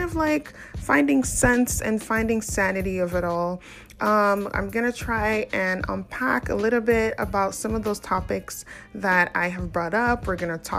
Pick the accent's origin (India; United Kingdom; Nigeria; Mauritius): Nigeria; now in Canada; I'm an African woman. I'm from Nigeria. I live currently in Canada